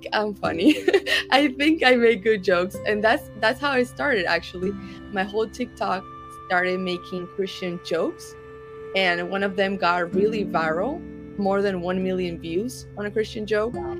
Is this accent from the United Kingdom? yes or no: no; Argentina; I'm from Argentina